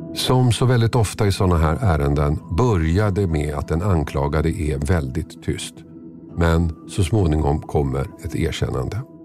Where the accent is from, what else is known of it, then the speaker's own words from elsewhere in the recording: Tumba, Stockholm County, Sweden; i Tumba, orten där jag växte upp.